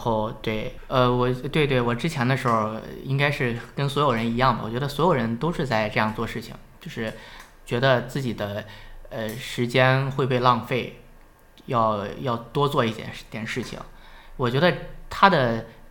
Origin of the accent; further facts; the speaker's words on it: Shandong, China; accent: Shandong accent; now in Hebei, China; 有口音，我是山东人，我有山东口音